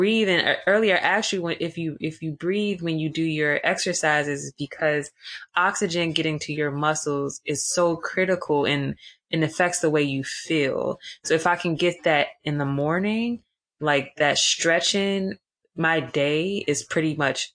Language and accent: English; Washington, District of Columbia, United States; also born or lived in Atlanta; I was born and raised in Washington, D.C.